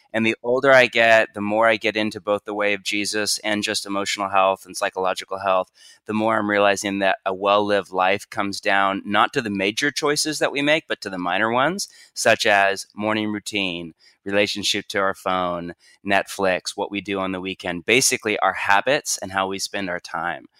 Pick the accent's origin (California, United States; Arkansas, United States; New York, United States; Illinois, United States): California, United States; Bay Area; I'm from the Bay Area of California